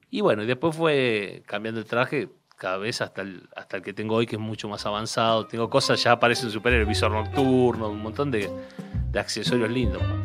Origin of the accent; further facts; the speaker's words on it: Aldo Bonzi, Buenos Aires Province, Argentina; barrio donde él vive y donde yo nací